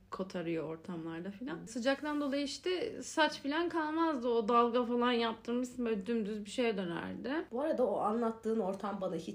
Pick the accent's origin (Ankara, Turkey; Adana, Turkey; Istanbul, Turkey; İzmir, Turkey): Adana, Turkey; Ben Adanalıyım abi.